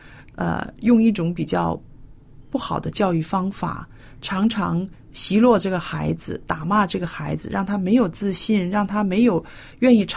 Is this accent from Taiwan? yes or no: no; China; 那么我们中国人说“十年树木，百年树人”，是不是？